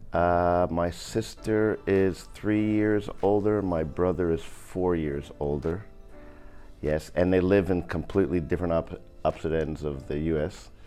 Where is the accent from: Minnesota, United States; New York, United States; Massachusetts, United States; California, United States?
New York, United States; upstate New York, New York City, United States; When we moved from New York City, and I went to a school called P S eight in the Bronx, we moved upstate New York